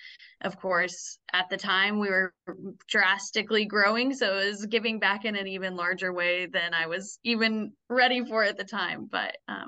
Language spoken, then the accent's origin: English; Wichita, Kansas, United States; moved away as an adult; also born or lived in Arkansas; I was born and raised in Wichita, but I had been living in Arkansas around the time I got connected to the club.